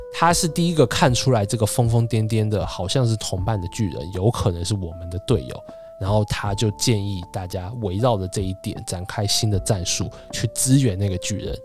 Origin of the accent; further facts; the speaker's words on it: Taiwan; moved away; also born or lived in mainland China; 我们身为台湾人